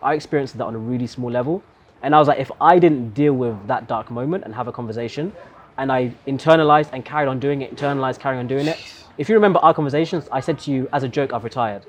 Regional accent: Meru, Meru County, Kenya; we're both from Meru

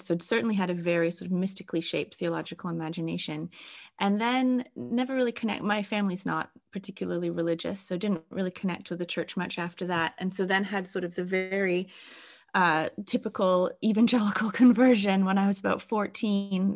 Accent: England, United Kingdom; also born or lived in Wales; now in Canada; as an English person

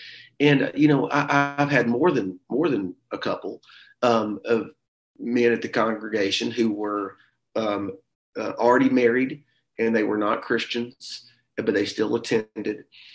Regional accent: the South, United States; We're from the South.

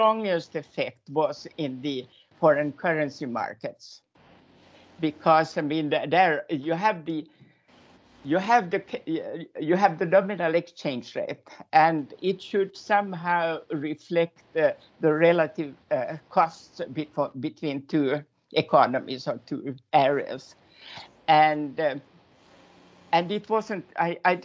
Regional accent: Finland; moved away as an adult; now in Denmark; I'm actually from Finland, and I moved to Denmark in the beginning of the 80s.

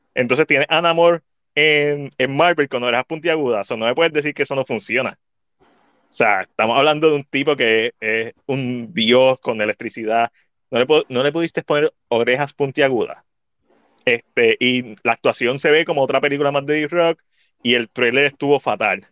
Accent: Puerto Rico; nosotros como puertorriqueños

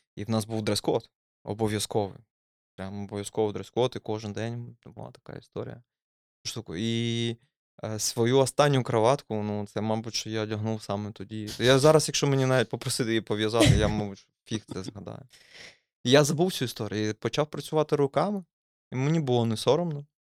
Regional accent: Dnipro, Dnipropetrovsk Oblast, Ukraine; moved away; я ну, з Дніпра, і виходить, я винаймав квартиру

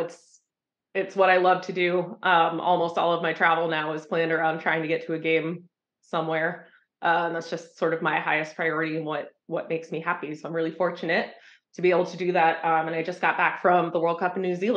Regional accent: Franklin County, Pennsylvania, United States; also born or lived in South Philadelphia; now in Philadelphia, United States; I'm from Franklin County, Pennsylvania, originally. So I grew up playing, local youth soccer there

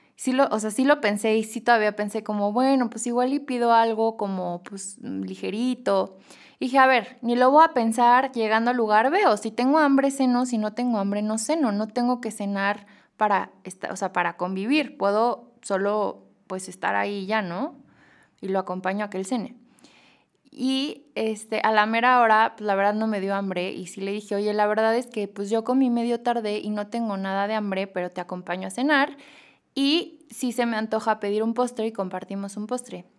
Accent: Mexico; also born or lived in Madrid, Spain; como mexicanos

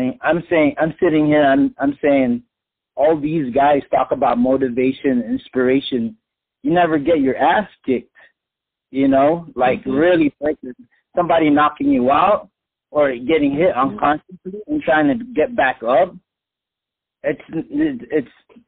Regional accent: Philippines; I'm Filipino

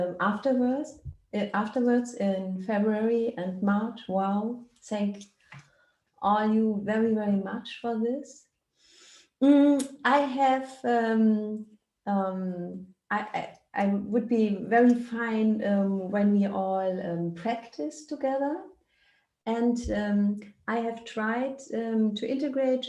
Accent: Germany; English is a second language; I come from Germany

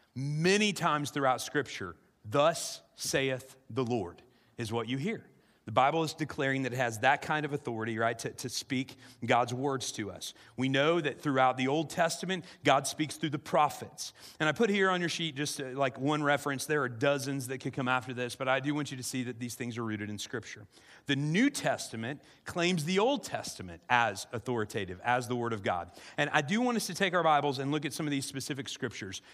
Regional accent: South Central Illinois, United States; I grew up in South Central Illinois

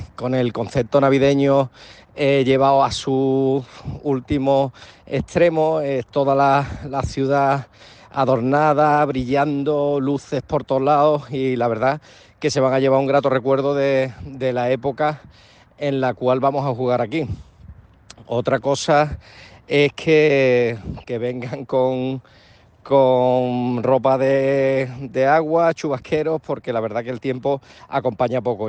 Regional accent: Seville, Andalusia, Spain; now in Vigo, Spain; cuando puedo tirar para mi tierra

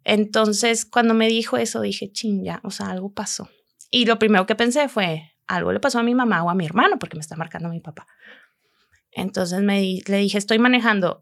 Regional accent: Monterrey, Nuevo León, Mexico; moved away as an adult; also born or lived in Germany; now in Chicago, United States; yo soy de aquí de Monterrey.

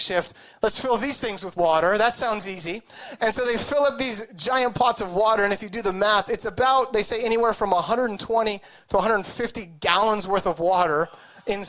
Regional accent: Idaho, United States; moved away as an adult; also born or lived in California; now in Orange County, United States; I was born here. I moved there when I was very young. So I grew up in Idaho

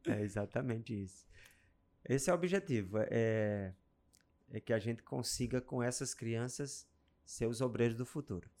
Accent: Pau dos Ferros, Rio Grande do Norte, Brazil; moved away; a gente já começou a cuidar de uma congregação lá na minha cidade, no sertão, Pau dos Ferros

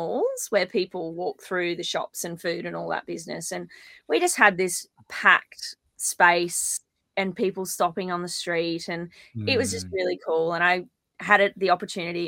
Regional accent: Kalbar, Queensland, Australia; my hometown in Kalbar

